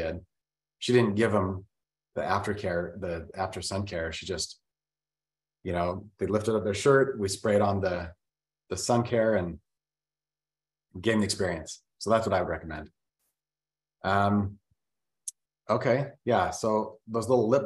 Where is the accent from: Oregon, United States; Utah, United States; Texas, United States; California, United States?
Utah, United States; Vernal; I was born in Vernal, Utah, which is a really small town